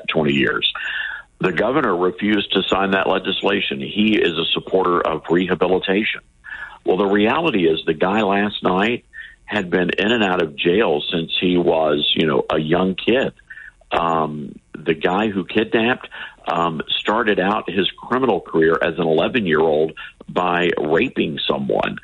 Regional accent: Memphis, Tennessee, United States; It's a great town, born and raised here

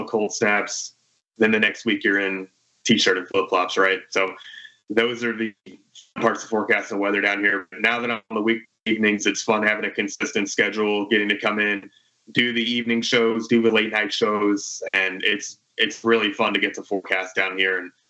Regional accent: Florida Keys, United States; moved away as an adult; I'm originally from the Florida Keys

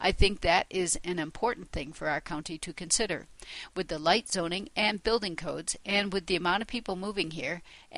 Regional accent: Lamar, Colorado, United States; I was born and raised in Lamar, Colorado, to a multi-generational family there.

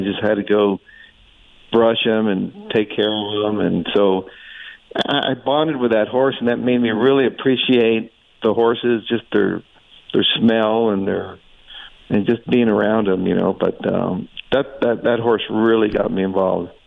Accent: Tucson, Arizona, United States; growing up in Tucson

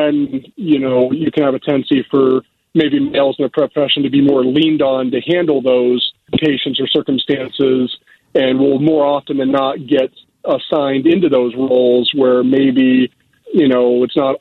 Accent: Dover, Ohio, United States; moved away as an adult; now in Chicago, United States; I grew up in a small town called Dover

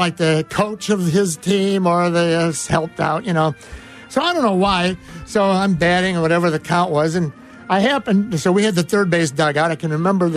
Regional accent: La Grange, Illinois, United States; where I grew up in LaGrange

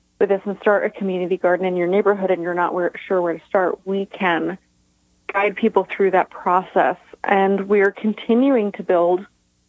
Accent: Tully, New York, United States; In my hometown of Tully, New York, small town between Cortland and Syracuse

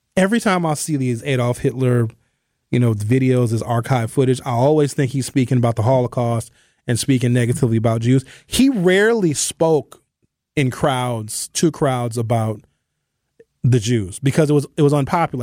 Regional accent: Brown Deer, Wisconsin, United States; growing up in Brown Deer and having my family live on the North Side

